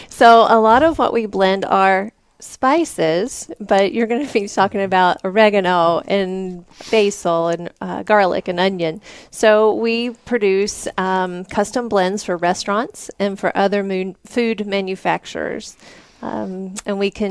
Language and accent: English; Vincent, Alabama, United States; now in Colorado, United States; Vincent, Alabama, and that's about 30 miles south of Birmingham.